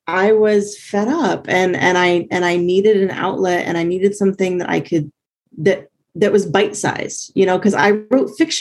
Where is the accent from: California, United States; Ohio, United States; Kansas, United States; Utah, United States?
Ohio, United States; Columbus; moved away as an adult; also born or lived in Virginia; now in North Carolina, United States; I consider myself from Columbus because that's where I grew up most of my life